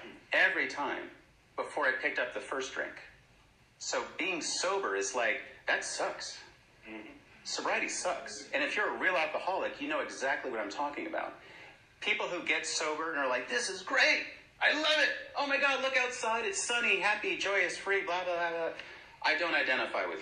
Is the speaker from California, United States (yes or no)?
yes; San Francisco, California, United States; born or raised there; moved away